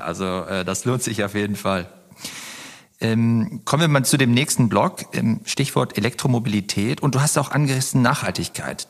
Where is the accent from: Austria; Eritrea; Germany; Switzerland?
Germany; Oberbergisches Land, North Rhine-Westphalia; moved away; also born or lived in Cologne; wir kommen ja ursprünglich aus dem Oberbergischen. Das ist gar nicht so weit weg von hier. Ich bin an meiner alten Heimat vorbeigefahren